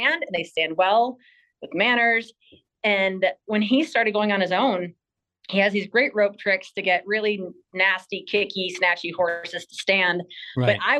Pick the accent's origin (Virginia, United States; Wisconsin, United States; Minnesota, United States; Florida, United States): Wisconsin, United States; moved away as an adult; now in Colorado, United States; I was born and raised in Wisconsin, Midwest girl